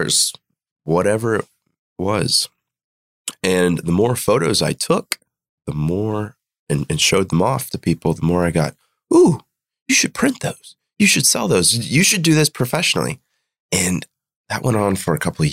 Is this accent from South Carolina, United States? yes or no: yes; Greenville, South Carolina, United States; was born and raised in Greenville, South Carolina